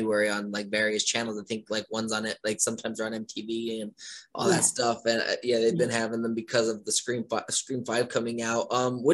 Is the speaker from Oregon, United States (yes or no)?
no; Ashland, Pennsylvania, United States; now in Woodlawn, Maryland, United States; I'm originally from Ashland, Pennsylvania. I currently live in Woodlawn, Maryland